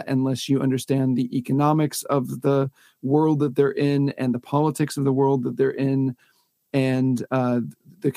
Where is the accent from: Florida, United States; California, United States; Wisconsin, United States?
Florida, United States; Pensacola; I grew up in Pensacola, Florida, which is kind of nowhere in that it's a semi-small town